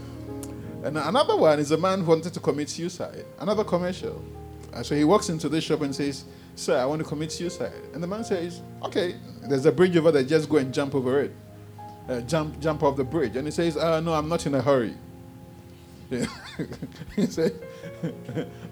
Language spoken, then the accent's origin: English; Ghana; You know I'm Ghanaian.